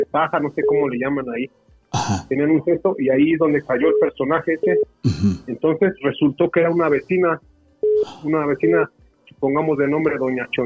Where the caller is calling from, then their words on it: Mexico City, Mexico; Sí, hablamos acá en Distrito Federal.